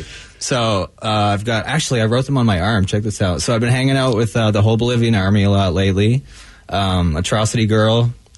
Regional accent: Canada; now in Seattle, United States; I grew up in Canada

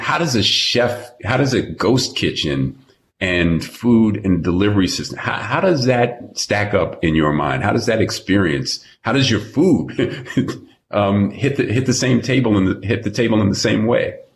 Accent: New York, United States; moved away as an adult; now in Los Angeles, United States; I've been living in LA for 30 years, born and raised in New York

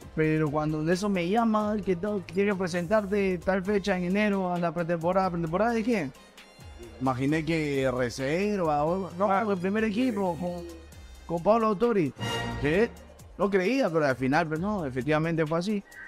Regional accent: Lima, Peru; yo soy de Mirones del barrio Cachín

